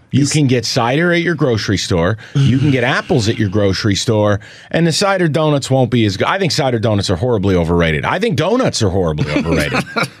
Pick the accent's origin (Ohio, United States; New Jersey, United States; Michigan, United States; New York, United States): Michigan, United States; Detroit; I'm from Metro Detroit.